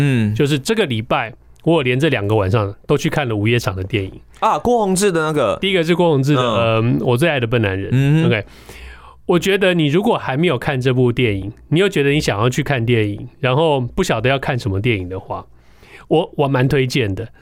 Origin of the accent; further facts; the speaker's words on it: Taiwan; 我们台湾人